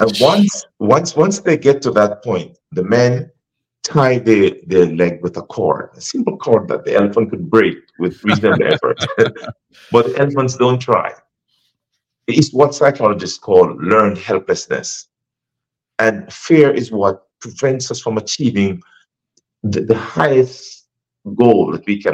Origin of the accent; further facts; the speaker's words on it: Jamaica; moved away as an adult; also born or lived in Africa; now in United States; I was born in Jamaica, and I've been in the States a long time.